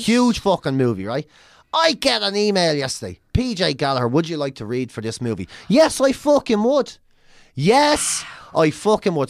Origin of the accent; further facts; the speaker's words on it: Ireland; moved away as an adult; also born or lived in London; I come from Ireland